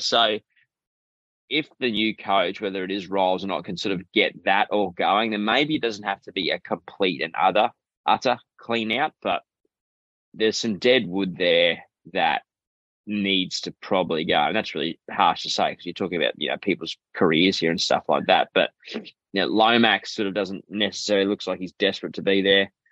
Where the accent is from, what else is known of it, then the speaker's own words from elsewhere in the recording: Queensland, Australia; as a Queenslander